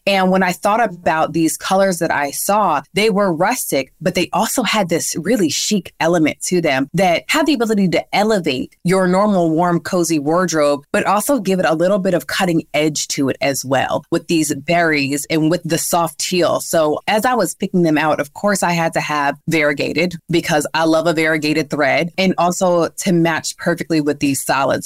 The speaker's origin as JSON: {"language": "English", "region": "New York", "country": "United States", "moved": "yes", "lives_now": "Atlanta, United States", "said": "I'm from New York where we do have all four seasons, unlike Atlanta where we're"}